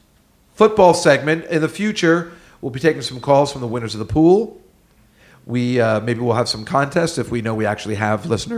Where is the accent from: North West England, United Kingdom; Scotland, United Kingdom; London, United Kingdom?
North West England, United Kingdom; Liverpool; When I was a young lad growing up in Liverpool, the TV guy, my mother would say, I would say, is there any mail?